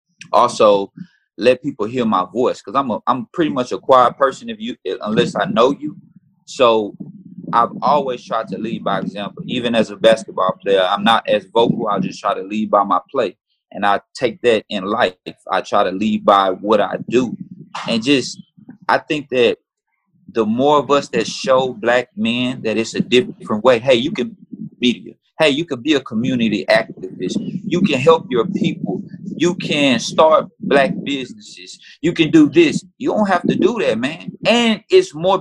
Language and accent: English; Houston, Texas, United States; here in Houston is my home. And I know I have a big following in my hometown